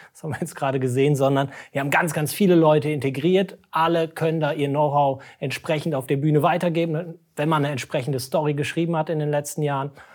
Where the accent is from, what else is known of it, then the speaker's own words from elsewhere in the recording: Cologne, North Rhine-Westphalia, Germany; wir als Kölner